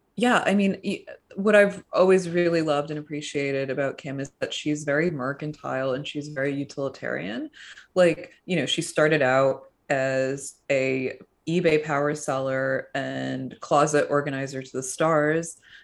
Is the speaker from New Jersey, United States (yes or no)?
yes; suburban New Jersey, United States; growing up in suburban New Jersey